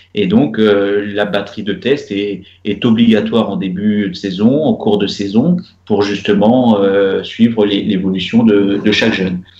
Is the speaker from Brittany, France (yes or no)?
no; Normandy, France; moved away as an adult; now in Rabat, Morocco; en tant que Normand